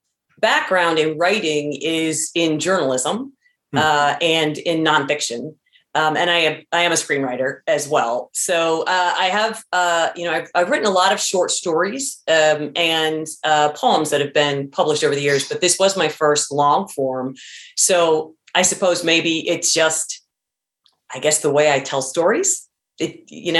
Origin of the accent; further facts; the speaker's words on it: Tiffin, Ohio, United States; Tiffin, which is the name of my hometown